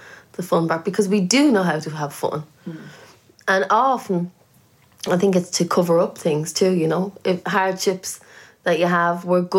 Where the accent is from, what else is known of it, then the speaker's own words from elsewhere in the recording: Ireland; also born or lived in London; now in United Kingdom; I have more Irish friends here, I think, than at home.